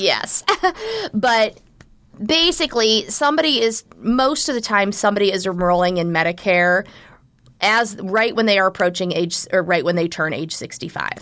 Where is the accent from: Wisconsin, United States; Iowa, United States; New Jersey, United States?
Iowa, United States; Southwest; moved away as an adult; now in Omaha, United States; I am originally from Southwest Iowa